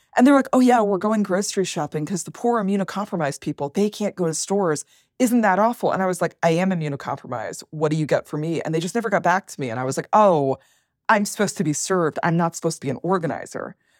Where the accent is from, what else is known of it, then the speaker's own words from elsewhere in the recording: Worcester, Massachusetts, United States; moved away as an adult; also born or lived in Toronto; I grew up working class, lower middle class in Worcester, Massachusetts